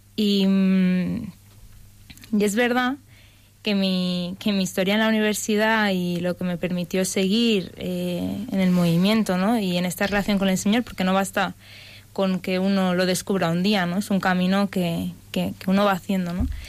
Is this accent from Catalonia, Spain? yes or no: yes; Barcelona, Catalonia, Spain; moved away as an adult; now in Madrid, Spain; soy de Barcelona y llevo ya tres años en Madrid